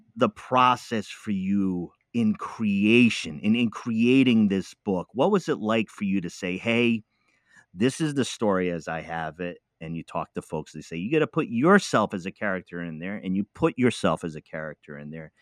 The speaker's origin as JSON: {"language": "English", "region": "East Coast", "country": "United States", "also_born_or_lived": "Midwest", "moved": "yes", "lives_now": "Oregon, United States", "said": "I'm from the East Coast"}